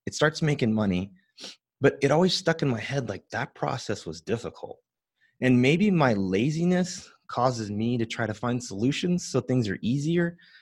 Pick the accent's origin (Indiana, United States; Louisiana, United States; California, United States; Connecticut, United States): California, United States; San Joaquin Valley, Central; I grew up in that world of farming